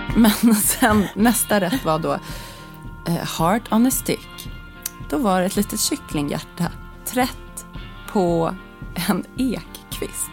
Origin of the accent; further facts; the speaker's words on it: Sweden; som svensk journalist